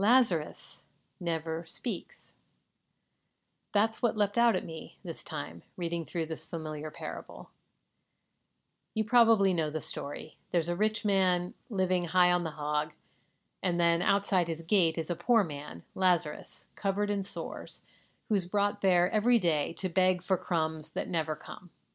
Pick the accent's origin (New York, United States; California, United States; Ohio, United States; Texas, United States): California, United States; my home state of California